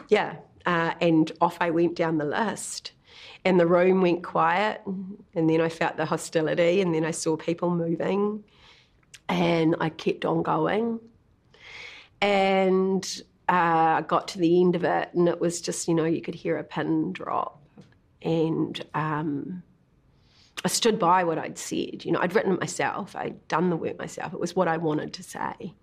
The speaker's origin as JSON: {"language": "English", "town": "Kinloch", "region": "Waikato", "country": "New Zealand", "tie": "born or raised there", "moved": "yes", "said": "we grew up in Kinloch predominantly, you know, on the shores of Lake Taupo"}